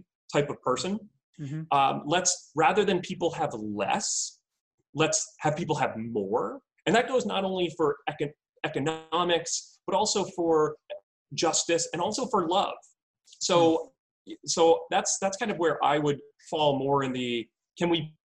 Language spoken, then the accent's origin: English; outside of New York City, United States; I grew up outside of New York City